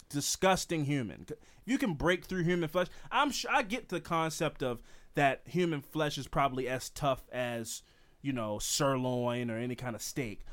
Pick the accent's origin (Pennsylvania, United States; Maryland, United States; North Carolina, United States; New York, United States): Maryland, United States; Baltimore; I'm from Baltimore.